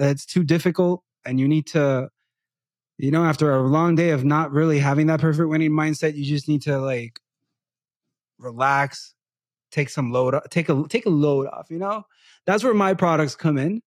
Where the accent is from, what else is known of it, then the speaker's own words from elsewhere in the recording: Puerto Rico; first language Spanish; English is a second language; moved away; Growing up in Puerto Rico as a person that speaks Spanish mostly and not English from a very young age